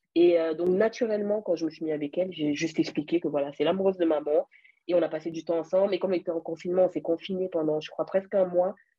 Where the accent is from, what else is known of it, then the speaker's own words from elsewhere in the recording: France; also born or lived in Cameroon; je viens du Cameroun, mais j'ai grandi en France. Donc, je vis en France en ce moment